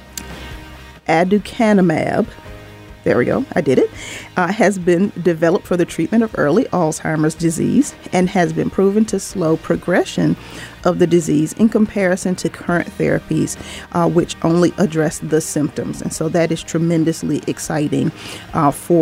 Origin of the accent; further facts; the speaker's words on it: Norfolk, Virginia, United States; family in my hometown, Norfolk, Virginia